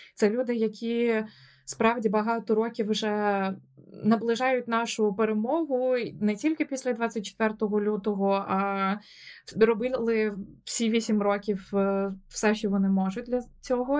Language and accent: Ukrainian; Odesa, Odesa Oblast, Ukraine; moved away as an adult; also born or lived in Kyiv; now in London, United Kingdom; я сама з Одеси